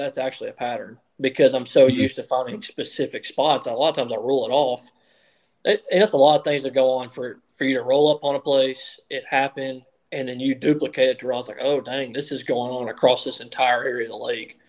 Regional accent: United States; I grew up on the Tennessee River

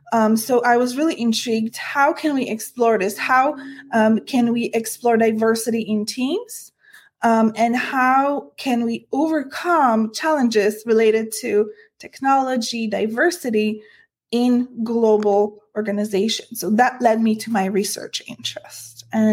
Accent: Poland; now in United States; I am an immigrant myself. I came to the US from Poland, and I am a woman.

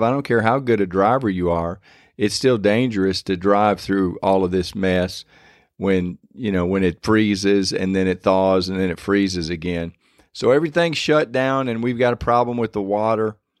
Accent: Michigan, United States; now in Louisiana, United States; I was born and raised up in Michigan

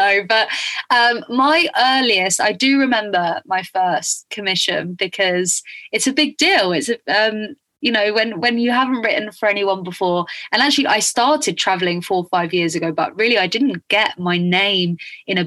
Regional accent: Spain; moved away; I grew up in Spain

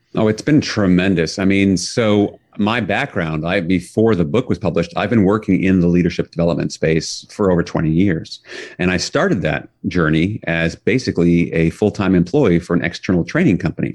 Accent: New York City, New York, United States; I grew up in New York City

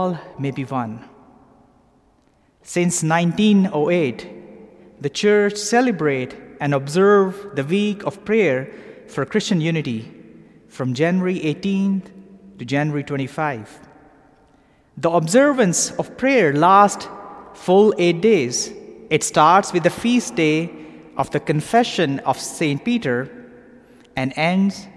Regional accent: Pakistan; moved away as an adult; also born or lived in London; now in Atlanta, United States; I grew up in Pakistan

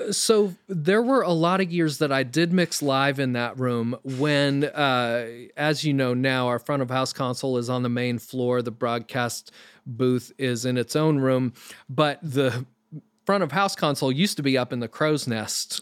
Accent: Maine, United States; moved away as an adult; also born or lived in New York City; I'm from Maine originally, literally grew up in the middle of the woods.

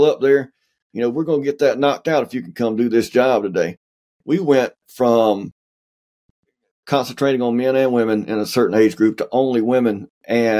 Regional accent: the South, United States; I'm from the South

